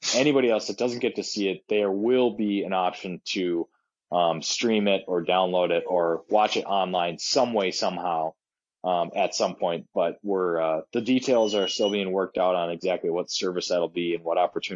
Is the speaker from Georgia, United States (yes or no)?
no; Duluth, Minnesota, United States; my hometown of Duluth